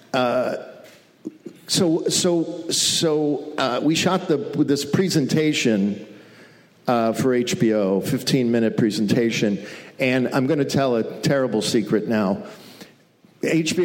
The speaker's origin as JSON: {"language": "English", "region": "Western New York", "country": "United States", "tie": "born or raised there", "said": "I grew up in Western New York when Attica happened"}